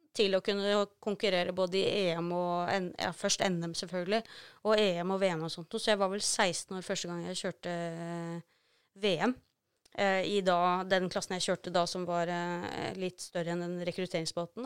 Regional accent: Norway; som nordmann

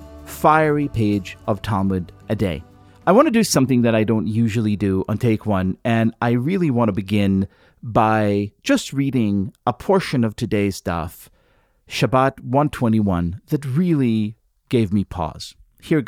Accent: Israel; moved away; I grew up in Israel

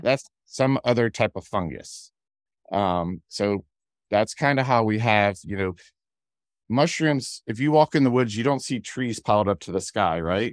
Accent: Ohio, United States; now in Georgia, United States; we had sunflowers growing up in Ohio

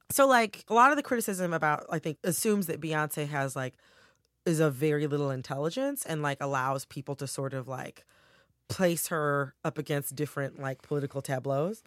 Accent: Farmington Hills, Michigan, United States; I'm from Farmington Hills, Michigan

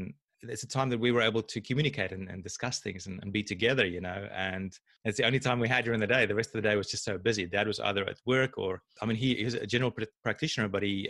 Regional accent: South Africa; I had a great childhood. I mean, I grew up in South Africa.

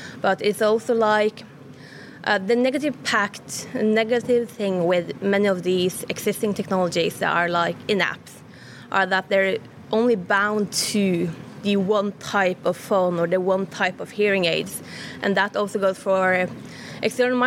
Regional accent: Norway; I'm from Norway

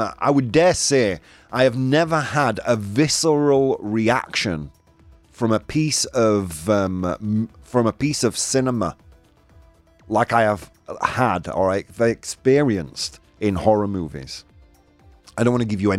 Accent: Yorkshire and the Humber, United Kingdom; moved away; I'm from Yorkshire, man. It's in my blood

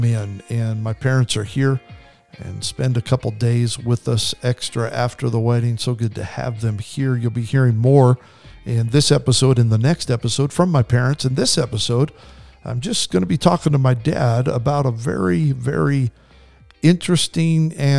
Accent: Kimberly, Idaho, United States; moved away as an adult; also born or lived in Pendleton, Oregon / Salinas, California / Stockton, California; when I was 9 years of age, we moved to Kimberly, Idaho, right outside of Twin Falls, a farming community where beans, corn, and potatoes are available for all. It was a great place to grow up.

